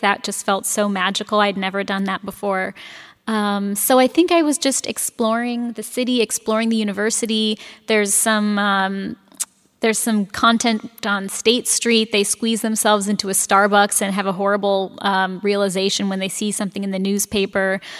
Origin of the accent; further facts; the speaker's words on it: San Francisco, California, United States; now in Madison, United States; I'm from San Francisco